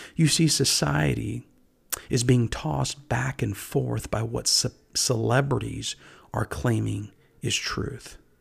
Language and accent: English; United States; I myself was born here in America